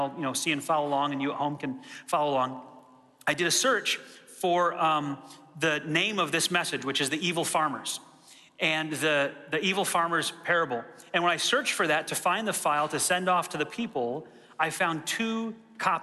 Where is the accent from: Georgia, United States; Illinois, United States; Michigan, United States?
Michigan, United States; I grew up in Michigan in a rural area